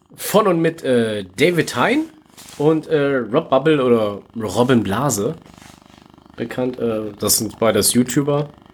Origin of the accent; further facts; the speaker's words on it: Gronau, North Rhine-Westphalia, Germany; in meiner Heimatstadt, ey, wo ich geboren worden bin, in Gronau